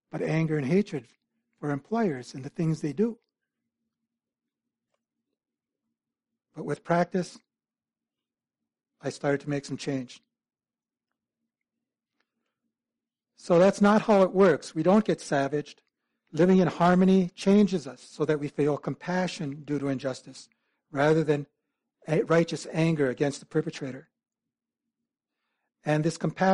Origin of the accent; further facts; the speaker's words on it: Iron Range, northeastern Minnesota, United States; I grew up on the Iron Range in northeastern Minnesota